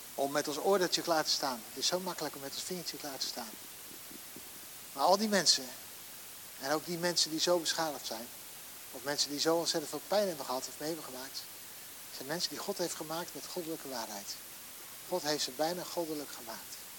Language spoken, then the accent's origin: Dutch; Netherlands; Wij zijn als Nederlandse, Nederlandse mensen